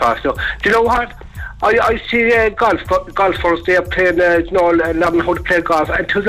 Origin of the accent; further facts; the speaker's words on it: East Cork, Munster, Ireland; And I was born in Ireland, Killer. Okay. East Cork.